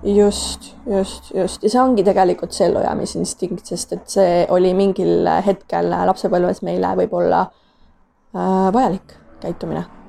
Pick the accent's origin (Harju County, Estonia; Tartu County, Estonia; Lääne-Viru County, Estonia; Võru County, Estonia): Tartu County, Estonia; Tartu; ma tulen äh, Tartust, et äh, olen seal pool elu vähemalt elanud